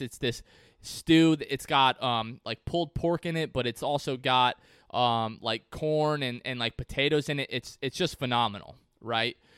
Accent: Port Richey, Florida, United States; my hometown of Port Ritchie, Florida

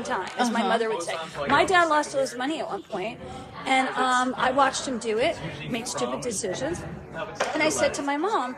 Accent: New Jersey, United States; I'm from Jersey

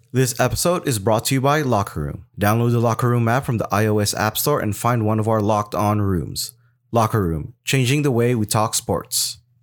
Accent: Las Vegas, Nevada, United States; I am from Las Vegas

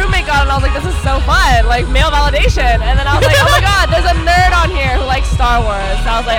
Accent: Orange County, California, United States; I'm from Orange County.

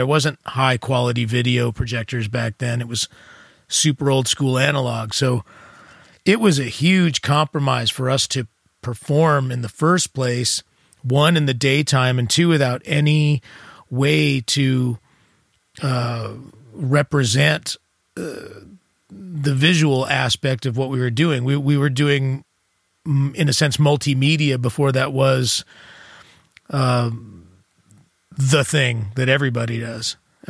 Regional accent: San Jose, California, United States; I was South Bay. I was from San Jose, so I was an hour south.

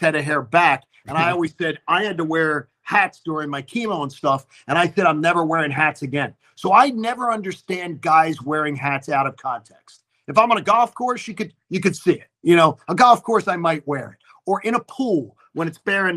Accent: Philadelphia, Pennsylvania, United States; born or raised there

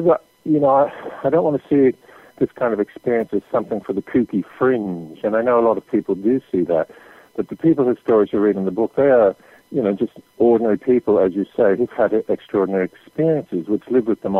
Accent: Canada; I grew up in Canada

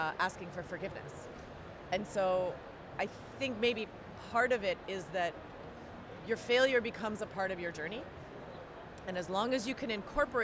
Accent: Hawaii, United States; moved away; I grew up in Hawaii

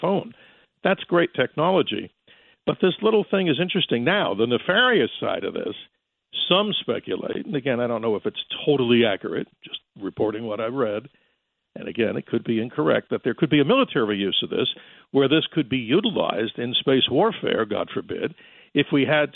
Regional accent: New York, United States; growing up in New York, listening to WABC

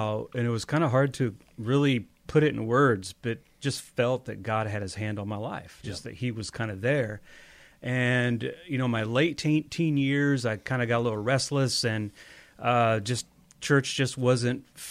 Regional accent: Iowa, United States; I'm from Iowa

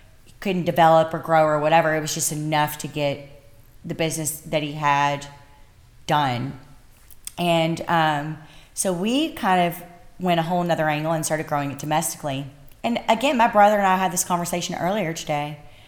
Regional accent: Bardstown, Kentucky, United States; I'm from Bardstown, Kentucky, bourbon capital of the world, and America's most beautiful small town, y'all.

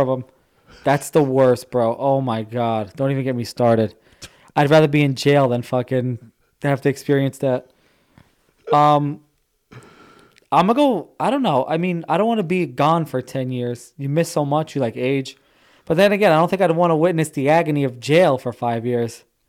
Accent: United States; I'm American

